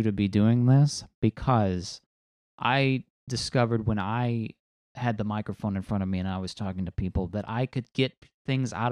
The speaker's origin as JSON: {"language": "English", "region": "Northwest Ohio", "country": "United States", "also_born_or_lived": "Dayton, Ohio", "accent": "Great Lakes accent", "moved": "as an adult", "lives_now": "San Diego, United States", "said": "I am from Northwest Ohio, and I have a bit of what you would call an accent"}